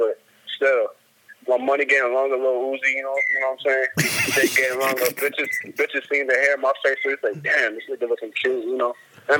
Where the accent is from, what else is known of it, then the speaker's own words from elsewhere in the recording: New York City, New York, United States; moved away as an adult; also born or lived in Harlem; Yeah, I'm really from the Bronx, but I moved to Harlem, you know, after about like 7 years ago, almost.